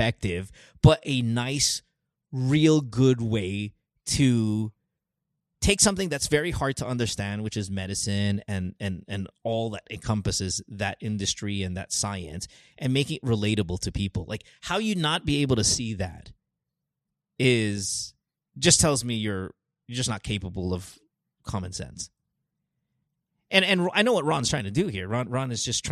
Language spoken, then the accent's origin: English; Philippines; as a Filipino